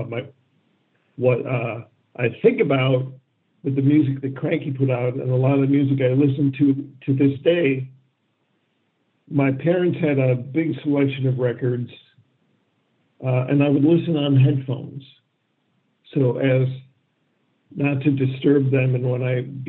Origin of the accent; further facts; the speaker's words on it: Syracuse, New York, United States; also born or lived in Ann Arbor, Michigan; I grew up in Syracuse, New York, which at that time was more or less a backwater.